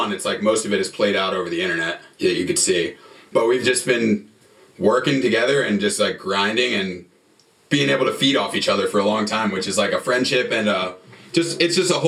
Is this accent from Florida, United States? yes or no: no; New Jersey, United States; moved away; I'm from New Jersey